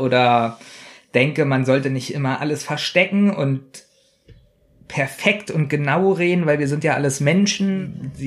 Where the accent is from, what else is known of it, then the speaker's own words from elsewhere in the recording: Berlin, Germany; wir sind ja nun Berliner